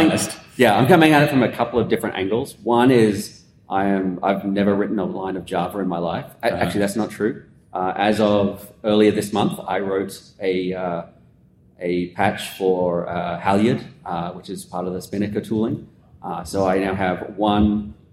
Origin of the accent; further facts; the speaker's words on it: Australia; accent: Australian; now in Austin, United States; I'm originally from Australia, as you can tell from the accent, but I live in Austin, Texas.